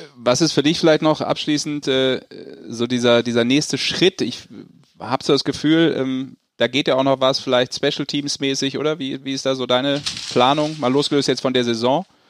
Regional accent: Rhineland, Germany; als Rheinländer

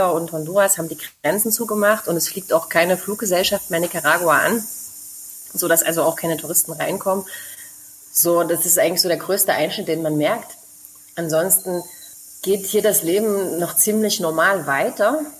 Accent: Frohburg, Saxony, Germany; also ich komme ja ursprünglich aus Sachsen, Froburg

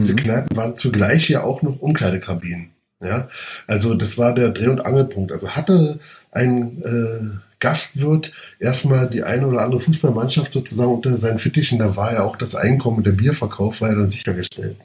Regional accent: Berlin, Germany; ich bin Berliner und Hertaner und das schon seit frühester Kindheit

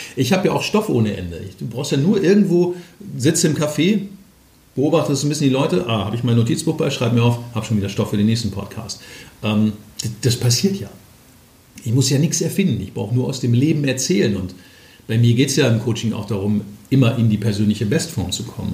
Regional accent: Ruhr area, North Rhine-Westphalia, Germany; moved away as an adult; now in Hamburg, Germany; ich komme ja aus dem Ruhrgebiet

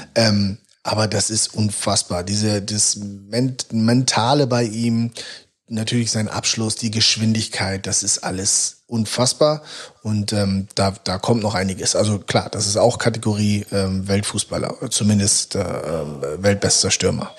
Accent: Hamburg, Germany; born or raised there; moved away as an adult; also born or lived in Bielefeld

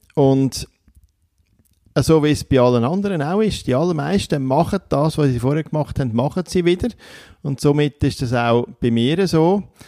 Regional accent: Switzerland

